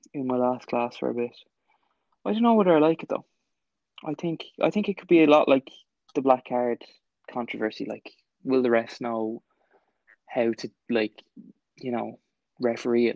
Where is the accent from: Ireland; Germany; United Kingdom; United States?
Ireland; as an Irish person